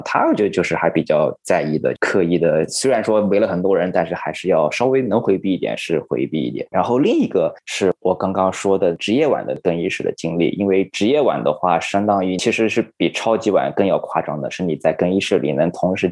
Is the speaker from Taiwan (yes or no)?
no; China; 我是来自中国的记者